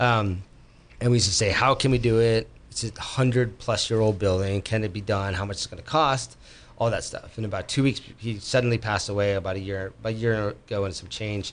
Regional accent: Bay Area, California, United States; moved away as an adult; also born or lived in Berkeley, California / Los Gatos, California; now in Sonoma County, United States; I was born and raised Berkeley. I was raised in Los Gatos. I was mm-hmm. raised in uh, um, around the Bay Area

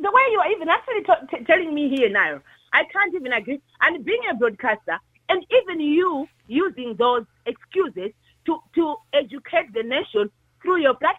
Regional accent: Ireland; Because I'm an Irish woman, remember that, in our streets, right?

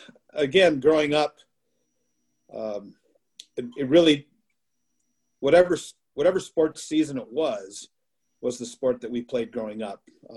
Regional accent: Frederic, Wisconsin, United States; moved away as an adult; now in Prescott, United States; I grew up in a small town in northwestern Wisconsin, Frederick, Wisconsin, graduating class of 51. Lived out in the country

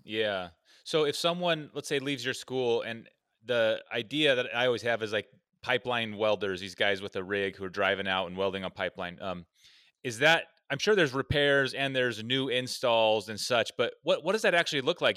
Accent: Oregon, United States; I'm from Oregon where logging and timber is just, it's all around us

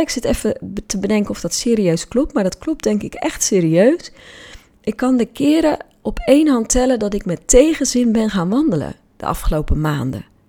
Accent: Hoeksche Waard, South Holland, Netherlands; Ik ben namelijk opgegroeid in de Hoekse Waard

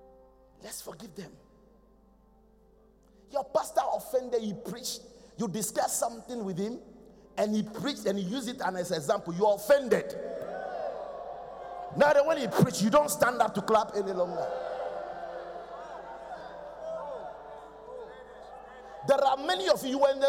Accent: Accra, Greater Accra, Ghana; I'm from Kolegono

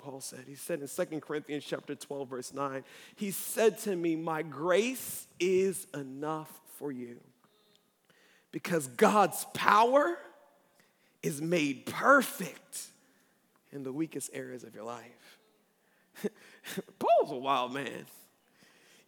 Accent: Baltimore, Maryland, United States; now in Columbia, United States; I'm not from Columbia. I'm from Baltimore

